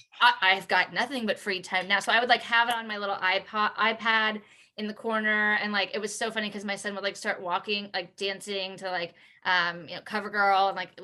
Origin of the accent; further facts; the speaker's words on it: Midwest, United States; also born or lived in Houston, Texas; now in Kansas City, United States; a simple white girl, straight cis from the Midwest.